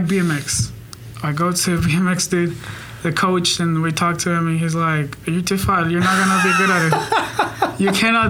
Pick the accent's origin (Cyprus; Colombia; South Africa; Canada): Colombia; Bogotá; moved away as an adult; now in Oklahoma City, United States; I'm from Bogota